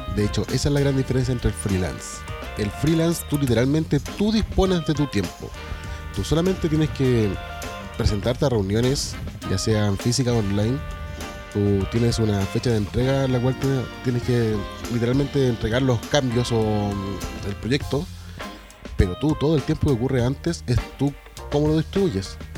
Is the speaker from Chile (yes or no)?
yes; Chile; nosotros los chilenos